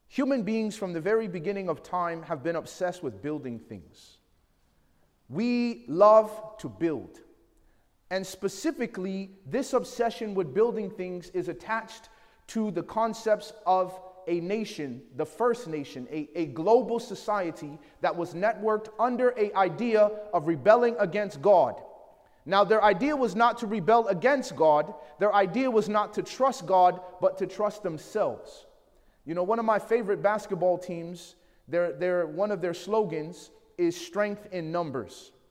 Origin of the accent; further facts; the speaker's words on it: Chicago, Illinois, United States; I grew up in Chicago